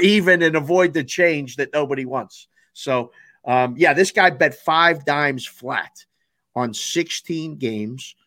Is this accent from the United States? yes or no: yes; Pittsburgh, Pennsylvania, United States; now in Las Vegas, United States; I'm from Pittsburgh